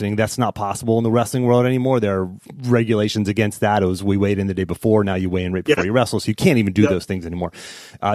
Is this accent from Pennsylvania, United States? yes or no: yes; Pittsburgh, Pennsylvania, United States; we grew up in Pittsburgh